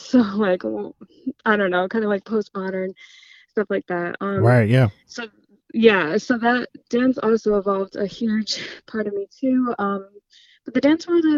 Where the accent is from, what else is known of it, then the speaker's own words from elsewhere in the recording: United States; I'm American